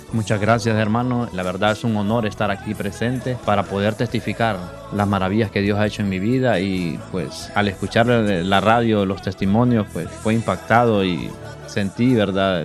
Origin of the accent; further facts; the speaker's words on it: San Pedro Sula, Cortés, Honduras; yo soy de San Antonio